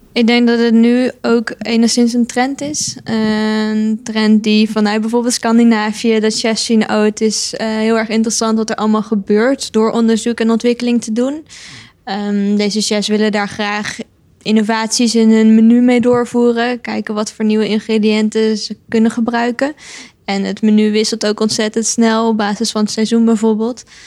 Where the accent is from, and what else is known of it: Netherlands